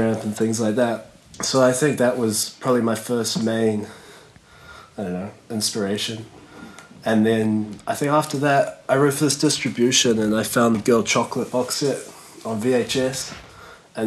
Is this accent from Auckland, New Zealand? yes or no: yes; Auckland, New Zealand; moved away; also born or lived in near Manchester, England; I grew up in Auckland, New Zealand